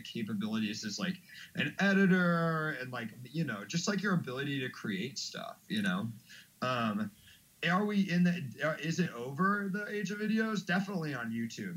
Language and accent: English; Washington, District of Columbia, United States; moved away as an adult; now in Chicago, United States; I grew up in Washington D.C. originally. I've been in Chicago for like four years.